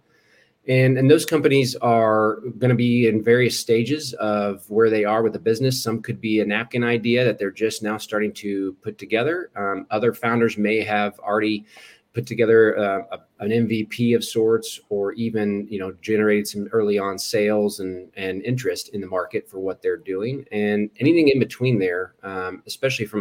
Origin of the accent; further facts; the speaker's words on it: Eastern Hancock County, Indiana, United States; I grew up in Eastern Hancock County. We lived in that area for most of my life